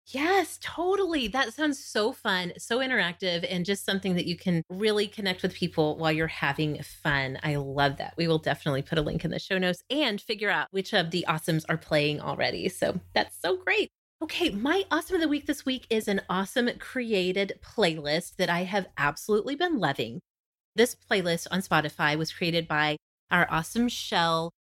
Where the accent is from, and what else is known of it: Oklahoma, United States; born or raised there